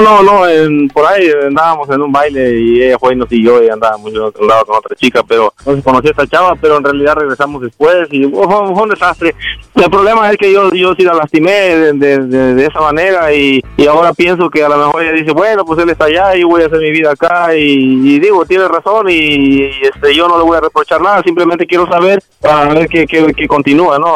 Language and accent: Spanish; Jalisco, Mexico; moved away; also born or lived in Guerrero; nací en Guerrero, me crié en Jalisco